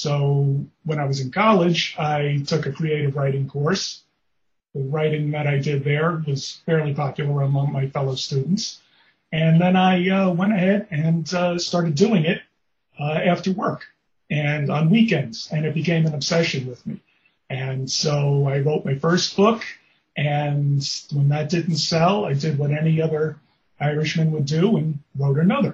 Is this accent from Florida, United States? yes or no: no; New York City, New York, United States; I grew up in the Bronx, New York